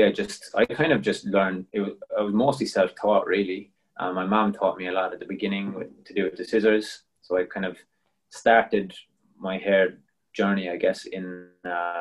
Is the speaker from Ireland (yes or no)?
yes; Cork, Munster, Ireland; moved away as an adult; also born or lived in Belgium; now in Melbourne, Australia; I'm from Cork in Ireland, originally